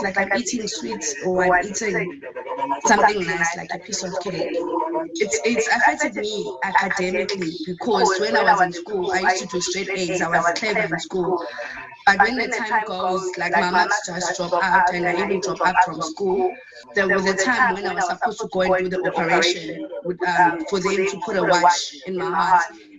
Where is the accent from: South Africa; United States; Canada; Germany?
South Africa; I'm from South Africa.